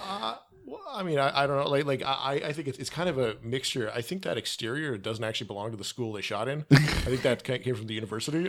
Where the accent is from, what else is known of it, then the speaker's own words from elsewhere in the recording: Canada; I'm Canadian